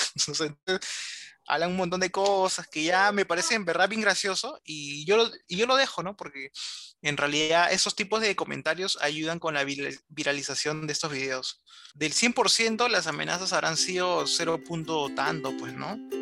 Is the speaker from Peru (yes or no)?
yes; Lima, Peru; como bastantes limeños